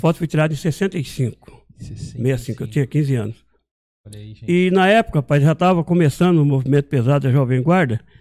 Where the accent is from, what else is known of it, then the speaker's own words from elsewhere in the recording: Marília, São Paulo, Brazil; moved away; also born or lived in Montes Claros, Minas Gerais / São José dos Campos; lá em Marília, de onde eu vim